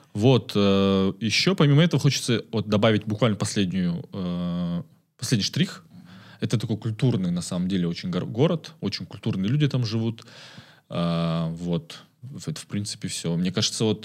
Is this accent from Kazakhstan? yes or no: yes; Karaganda, Karaganda Region, Kazakhstan; moved away as an adult; now in Almaty, Kazakhstan; я родился в Караганде, это 94 год, июль. Вот э, ходил в обычную школу